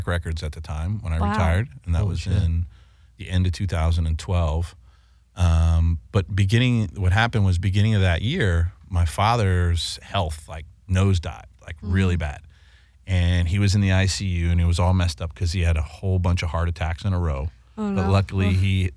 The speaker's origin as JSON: {"language": "English", "region": "East Coast", "country": "United States", "tie": "born or raised there", "said": "I grew up in a house on the East Coast and an Italian household on the East Coast"}